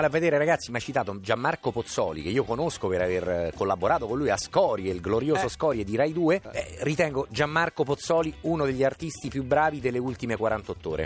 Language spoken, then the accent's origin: Italian; Rome, Lazio, Italy; io sono più affezionato da buon romano